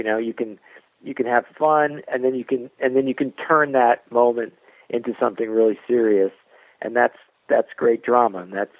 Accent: Southern US, United States; I'm from the South. A lot of my family are Southern

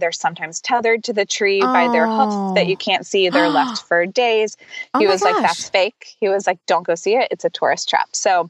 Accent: Charleston, South Carolina, United States; moved away as an adult; now in London, United Kingdom; I'm originally from South Carolina. Our home is in Charleston.

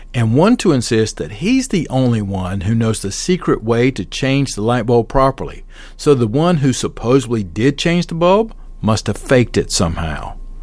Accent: Southern, Southern United States, United States; accent: Southern; My accent is too Southern

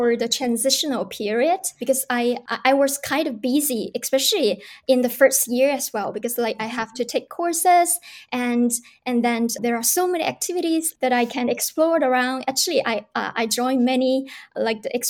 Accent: China; moved away as an adult; now in Canada; I come from China

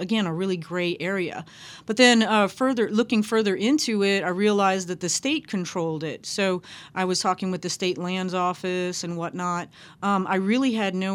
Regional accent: Lafayette, Louisiana, United States; now in New Orleans, United States; I'm Cajun Cherokee, born in Lafayette, lived all over the state, and I'm really drawn to the water, and I moved to New Orleans 2 months before Katrina.

